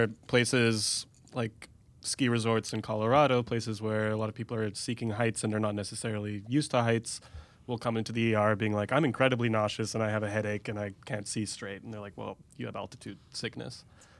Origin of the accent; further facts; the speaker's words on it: India; Which, as an Indian, I still get every time I go to India.